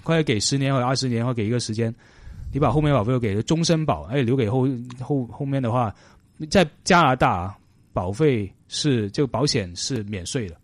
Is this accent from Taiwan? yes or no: no; China; moved away; 我们中国人